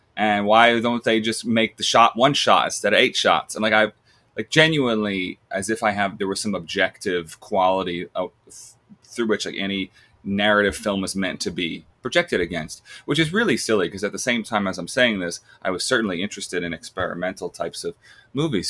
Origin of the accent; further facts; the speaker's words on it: Long Island, New York, United States; I'm from Long Island